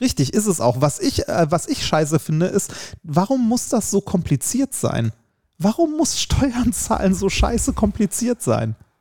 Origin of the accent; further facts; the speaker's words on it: Essen, North Rhine-Westphalia, Germany; ich komme ja aus Essen